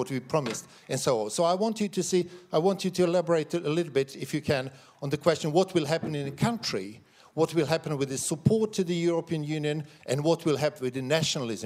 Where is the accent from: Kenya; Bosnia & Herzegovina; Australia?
Bosnia & Herzegovina; Sarajevo, Federation of Bosnia and Herzegovina; now in Sweden; I'm the member of the parliament from Sweden, even though I was born in Balkans, in Sarajevo